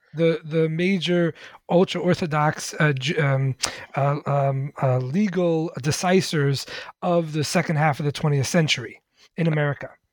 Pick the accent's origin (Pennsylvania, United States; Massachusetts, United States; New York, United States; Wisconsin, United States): New York, United States; New York City; I grew up in the Lubavitch Hasidic community uh-huh. in in Crown Heights, Brooklyn